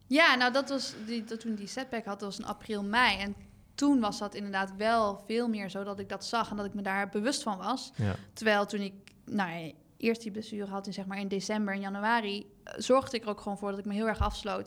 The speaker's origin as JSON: {"language": "Dutch", "town": "Nijmegen", "region": "Gelderland", "country": "Netherlands", "also_born_or_lived": "Melbourne, Australia", "said": "Ik kom natuurlijk uit Nijmegen en heb eh, jarenlang in Nijmegen gewoond."}